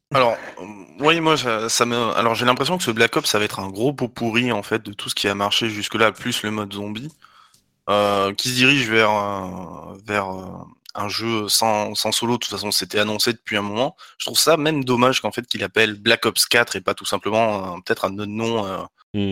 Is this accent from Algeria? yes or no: no; Talence, Nouvelle-Aquitaine, France; je suis de Talence